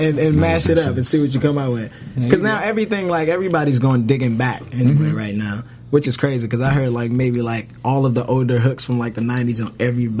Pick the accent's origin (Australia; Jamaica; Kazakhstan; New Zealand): Jamaica; Like, I'm Jamaican, so I've been going to a little bit of reggae